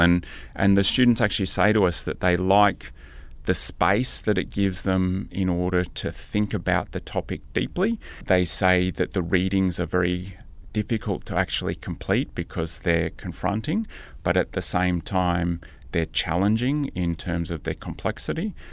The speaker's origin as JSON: {"language": "English", "town": "Canberra", "region": "Australian Capital Territory", "country": "Australia", "tie": "born or raised there", "also_born_or_lived": "Deepwater, New South Wales", "moved": "yes", "lives_now": "Sunshine Coast, Australia", "said": "I grew up on Ngunnawal-Ngambri country, uh, around Canberra"}